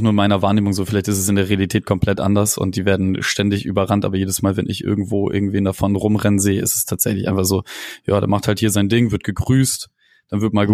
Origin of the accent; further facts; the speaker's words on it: Bremen, Germany; accent: nordisch; also born or lived in Munich; geboren wurde ich dann im schönen München, äh, weil mein Vater kurz vor meiner Geburt äh, ein nicht auszuschlagendes Angebot von BMW bekommen hat und dann da mit ähm, Frau und Kind und äh, Kind im Bauch runtergezogen ist. Und äh, dann haben wir drei Jahre da gewohnt. Meine Mutter wollte unbedingt wieder an äh, in Norden